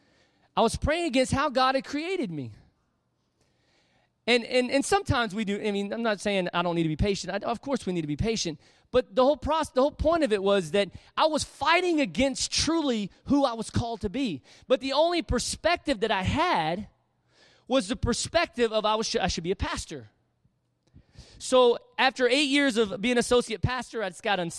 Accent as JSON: {"language": "English", "town": "Panama City", "region": "Florida", "country": "United States", "tie": "born or raised there", "also_born_or_lived": "Harrisburg, Pennsylvania", "said": "my hometown, Panama City, Florida"}